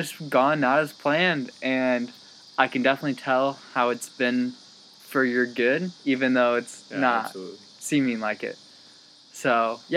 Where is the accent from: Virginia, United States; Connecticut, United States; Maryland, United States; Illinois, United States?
Illinois, United States; Peoria; We're both from Peoria boys.